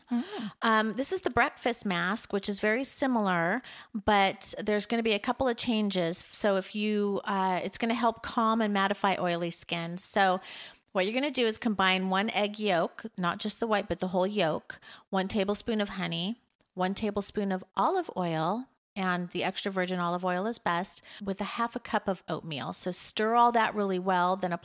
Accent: La Jolla, California, United States; Growing up in La Jolla was hard

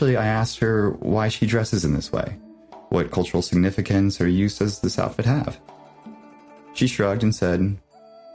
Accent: Nebraska, United States; my hometown in Nebraska

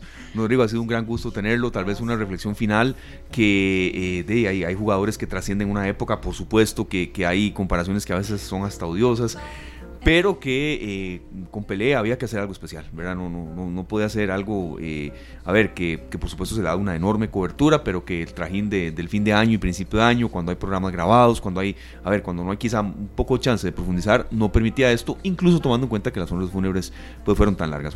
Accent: Costa Rica; soy tico

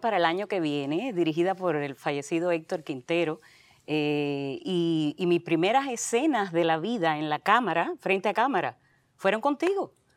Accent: Santa Clara, Villa Clara, Cuba; moved away; yo soy de Santa Clara, eh, sí, en Villa Clara. Soy guajira, a mucha honra.

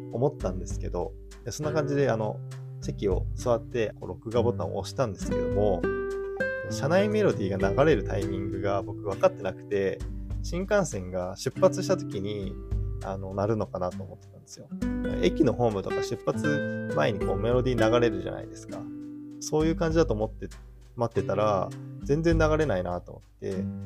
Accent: Tochigi, Japan; 僕はまあ海なし県の、えー、栃木出身

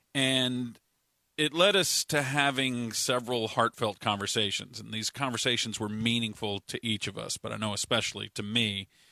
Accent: Richardson, Texas, United States; I grew up in Richardson

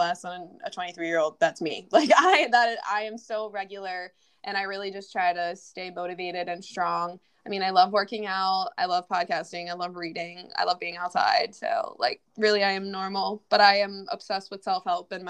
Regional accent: Philadelphia, Pennsylvania, United States; I'm from Philly

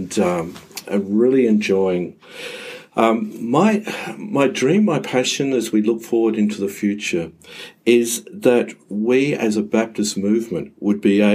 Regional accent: Mount Gambier, South Australia, Australia; moved away as an adult; now in Adelaide, Australia; I grew up in Mount Gambier in the 1960s, 1970s

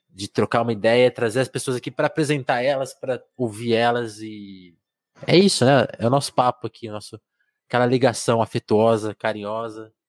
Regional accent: Porto Alegre, Rio Grande do Sul, Brazil; now in São Paulo, Brazil; como escritor, um cara de Porto Alegre.

